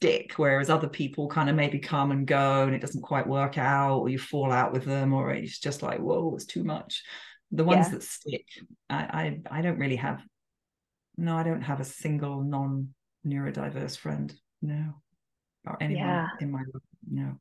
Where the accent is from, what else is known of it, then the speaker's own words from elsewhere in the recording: England, United Kingdom; moved away as an adult; now in France; I'm English